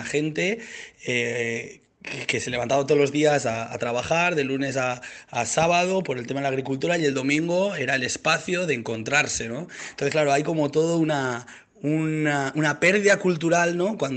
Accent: Valencian Community, Spain; para mí como valenciano

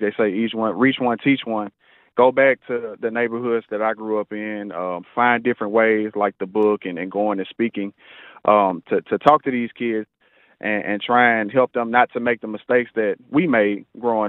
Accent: Houston, Texas, United States; also born or lived in Iowa; I grew up in Studio Wood over there off of 33rd. Went all the way through high school

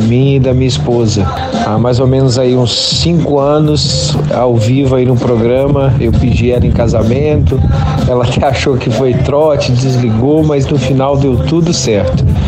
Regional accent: Juiz de Fora, Minas Gerais, Brazil; sou de Juiz de Fora

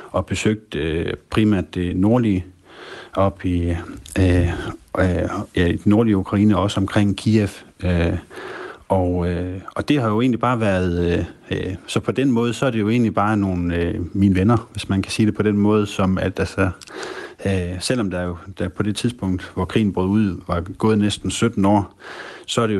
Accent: Aalborg, North Denmark Region, Denmark; der har vi vinterferie, det er, fordi vi, øh, vi, vi er fra Aalborg, og vi har vinterferie i uge 8.

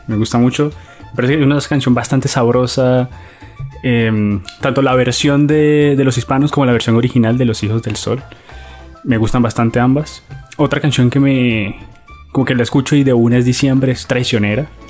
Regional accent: Colombia

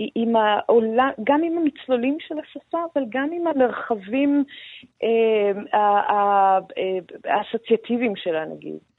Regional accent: Iran; now in Israel; כאני האיראנית.

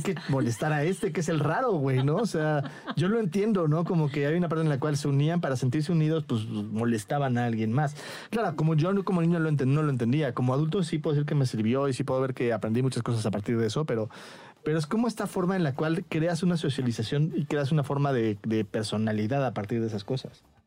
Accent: Mexico; siendo yo eh, mexicano

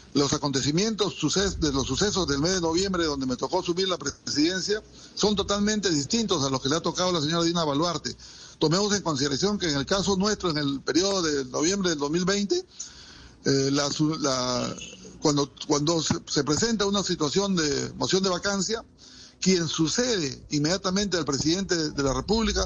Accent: Peru; tenemos internamente los peruanos

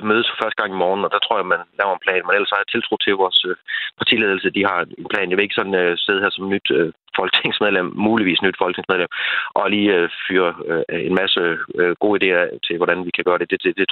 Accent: Djursland, Central Denmark Region, Denmark; jeg kommer fra Djursland af

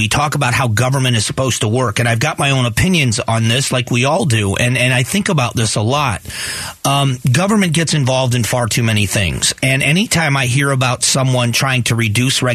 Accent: Cleveland, Ohio, United States; now in Phoenix, United States; I was born in Cleveland, so I remember when it was called the Mistake on the Lake

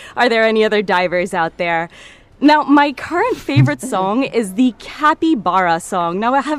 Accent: Belgium; also born or lived in New York / Paris / India; now in Dubai, United Arab Emirates; I'm Indian, but I was born and raised in Belgium, then moved to New York, then Paris, then finally landed in Dubai 6 years ago.

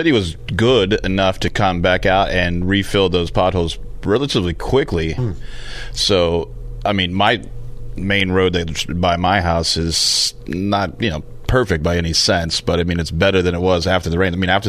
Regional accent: Texas, United States; now in San Diego, United States; I grew up in Texas

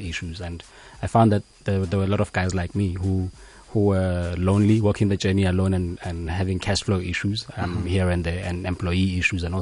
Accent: Johannesburg, Gauteng, South Africa; also born or lived in Free State, South Africa / Eswatini; I'm a boy from Hillbrow. This is the best way I normally describe myself. I grew up there since the year 1989 until around the year 2000

